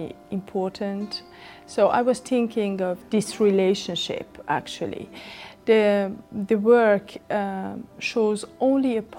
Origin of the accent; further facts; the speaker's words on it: Iran; moved away as an adult; now in Germany; I come from Iran